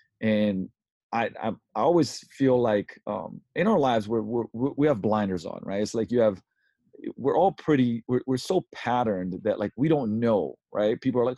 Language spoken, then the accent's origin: English; Slovenia; English is a second language; also born or lived in London, United Kingdom; I was born in Yugoslavia, before the war, so it's still Yugoslavia. And when I was 7, we moved to London, and when I was 11, we moved back, right, pretty much around where the war happened. Then it became Slovenia.